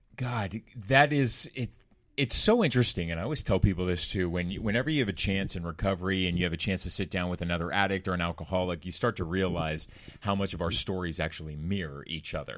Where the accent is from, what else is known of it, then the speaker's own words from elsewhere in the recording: Orange County, California, United States; Growing up in Orange County, California, Corona del Mar, Laguna Beach area